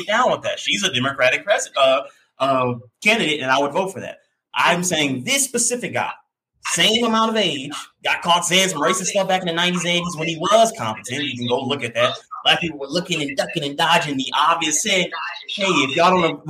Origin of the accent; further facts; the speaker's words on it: the South, United States; I'm just young, black, played sports, masculine, and I grew up in the South.